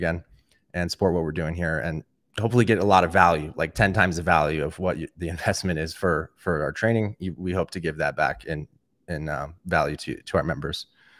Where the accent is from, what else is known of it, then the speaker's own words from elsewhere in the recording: Atlanta, Georgia, United States; I am from Atlanta, Georgia.